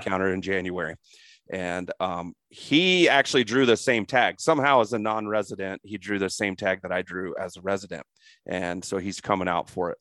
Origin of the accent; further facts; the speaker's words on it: Crawfordsville, Indiana, United States; moved away; also born or lived in Darlington, Indiana; I was born and raised in Indiana as a Midwest guy.